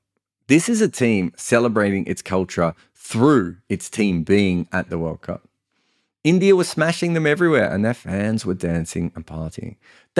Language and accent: English; Australia; I was a young Australian fan